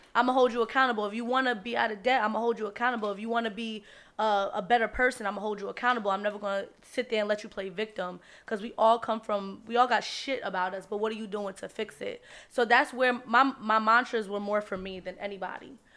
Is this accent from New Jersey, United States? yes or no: yes; Jersey City, New Jersey, United States; I'm born and raised in Jersey City